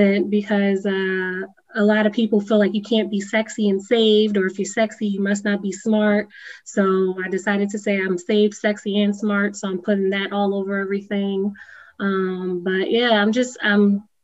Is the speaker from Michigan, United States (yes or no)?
no; Hartford, Connecticut, United States; I was born and raised in Hartford